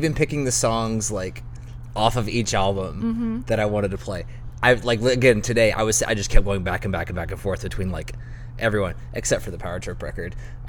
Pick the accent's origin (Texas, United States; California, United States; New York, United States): Texas, United States; Dallas; I'm from Dallas, you know, born and raised.